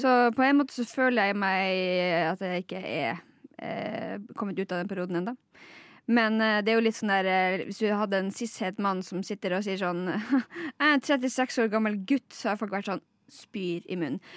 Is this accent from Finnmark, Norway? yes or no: yes; Lakselv, Finnmark, Norway; jeg er fra Laksøy i Finnmark